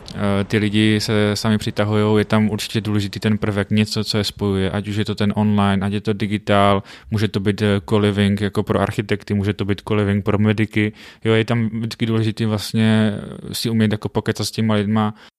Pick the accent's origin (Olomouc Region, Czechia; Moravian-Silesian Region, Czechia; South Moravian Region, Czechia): Moravian-Silesian Region, Czechia; Frýdek-Místek; pocházím z Fritku místku